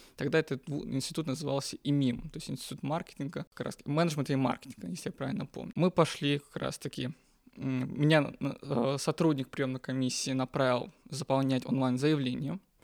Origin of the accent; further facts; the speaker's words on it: North Caucasus, Russia; moved away as an adult; now in Moscow, Russia; Я родом из Северного Кавказа